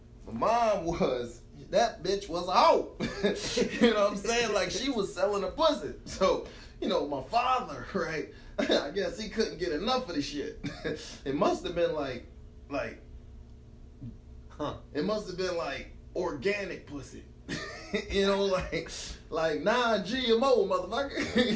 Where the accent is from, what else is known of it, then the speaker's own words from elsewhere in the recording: Emporia, United States; And, because I grew up in Emporia, right? That was back in the day. I grew up in Emporia.